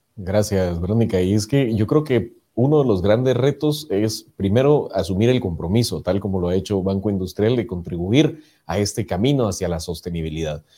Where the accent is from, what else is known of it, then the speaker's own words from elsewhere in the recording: Guatemala; como guatemaltecos